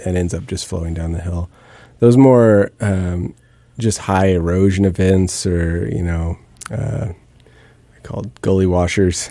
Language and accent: English; Bellingham, Washington, United States; moved away; I grew up in the Northwest and in, um, Bellingham and grew up sort of wandering in the woods